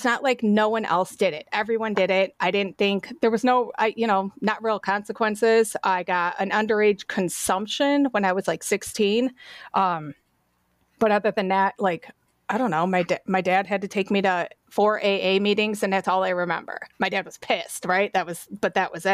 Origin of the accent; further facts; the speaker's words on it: Avon, Ohio, United States; also born or lived in Cleveland; So I grew up in Avon, right? It's a big city now, but it was little back then.